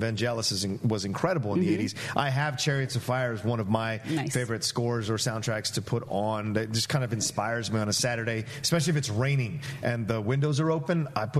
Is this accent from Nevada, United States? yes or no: no; Virginia, United States; moved away; Growing up in the South in Virginia, bluegrass music was something that I was always around, and spirituals and things of that nature, so Oh Brother always makes me feel like I'm back in Virginia.